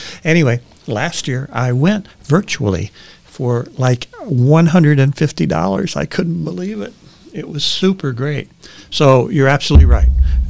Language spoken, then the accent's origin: English; New England, United States; accent: New England; And it's my New England accent coming up.